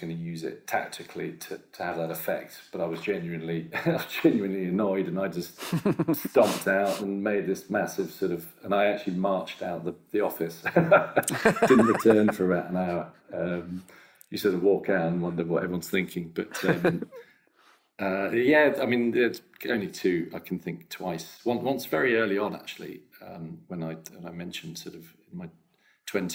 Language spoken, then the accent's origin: English; London, United Kingdom; as a Londoner